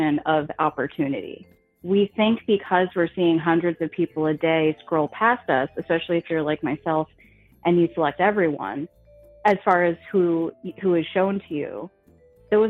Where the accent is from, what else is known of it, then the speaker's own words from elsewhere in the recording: New Jersey, United States; I'm from New Jersey